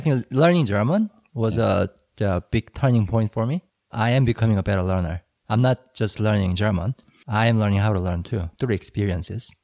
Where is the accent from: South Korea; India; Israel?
South Korea